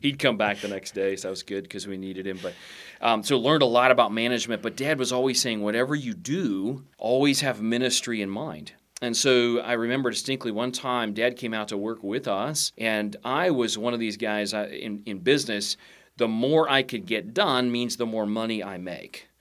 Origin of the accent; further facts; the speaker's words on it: United States; I'm a Christian first, I'm an American second